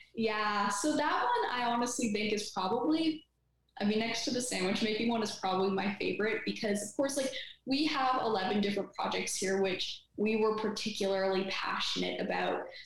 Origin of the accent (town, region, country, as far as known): Canada; also born or lived in Ottawa